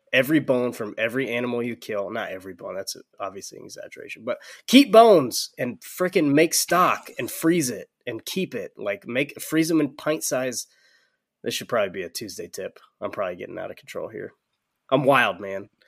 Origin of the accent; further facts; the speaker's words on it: Georgia, United States; I'm from Georgia